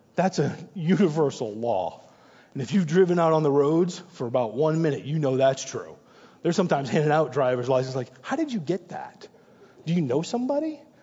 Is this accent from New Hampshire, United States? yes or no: yes; New Hampshire, United States; moved away; also born or lived in New York; I'm originally born and raised in New Hampshire